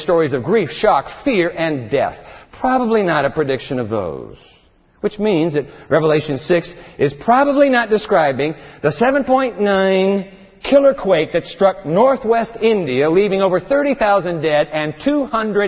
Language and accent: English; Tokyo, Japan; moved away; The town I was born in, my hometown, Tokyo, Japan